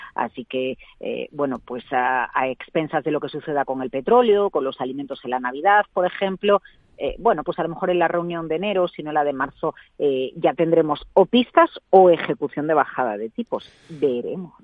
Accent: Vigo, Galicia, Spain; hago patria de Vigo

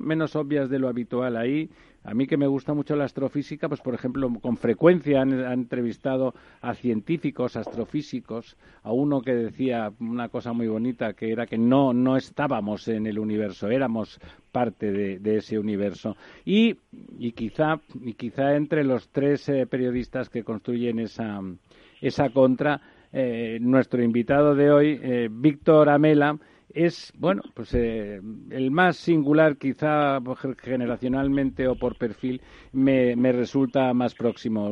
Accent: Barcelona, Catalonia, Spain; moved away as an adult; now in Madrid, Spain; yo que soy catalán y barcelonés en Madrid desde hace tiempo

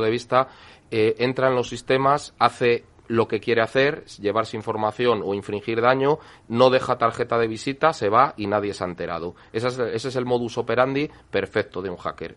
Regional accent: El Bierzo, Castile and León, Spain; yo soy de la provincia de León, aunque sea del Bierzo

